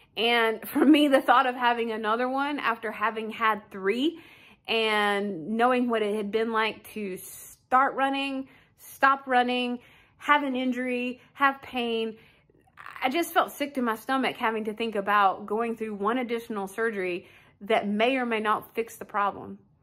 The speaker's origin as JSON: {"language": "English", "town": "Wichita", "region": "Kansas", "country": "United States", "said": "I'm from Wichita, Kansas"}